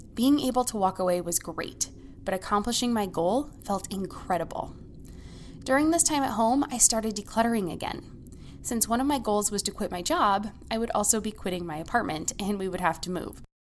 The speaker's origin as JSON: {"language": "English", "country": "United States", "said": "As an American"}